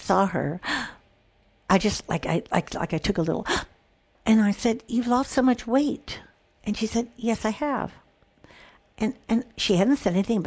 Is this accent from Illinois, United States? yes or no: yes; Illinois, United States; I grew up in Illinois, where the Michigan Lake was right there